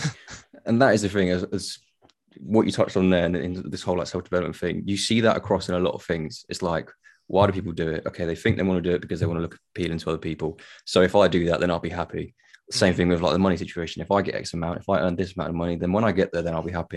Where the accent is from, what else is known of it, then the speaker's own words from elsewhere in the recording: Tenerife, Canary Islands, Spain; I'm from Tenerife.